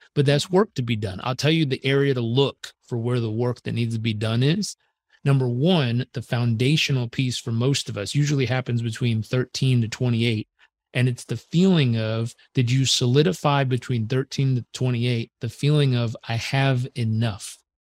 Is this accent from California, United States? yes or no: yes; Southern California, United States; I was born in Southern California.